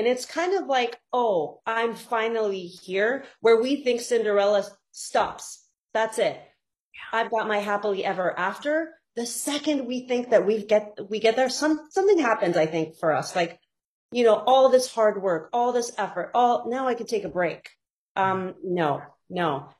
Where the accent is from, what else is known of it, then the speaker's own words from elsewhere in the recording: Saudi Arabia; moved away as an adult; now in United States; it helps that I grew up in Saudi Arabia and I can identify very specifically with that thinking, right?